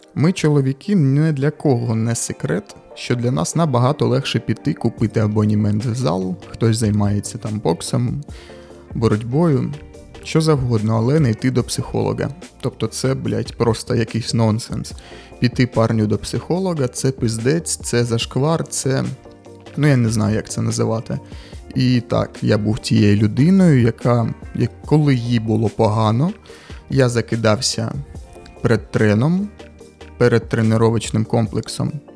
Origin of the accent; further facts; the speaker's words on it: Kharkiv, Kharkiv Oblast, Ukraine; accent: surzhyk; я харків'янин, і можливо, десь ви будете чути якісь суржики